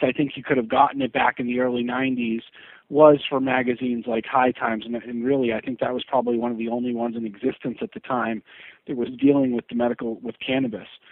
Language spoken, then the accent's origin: English; New Hampshire, United States; I'm originally from New Hampshire.